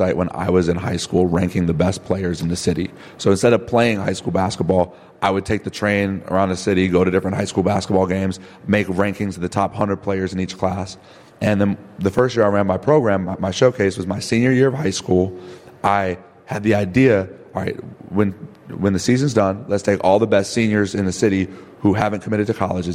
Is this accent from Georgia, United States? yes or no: no; Evanston, Illinois, United States; I grew up in Evanston, playing basketball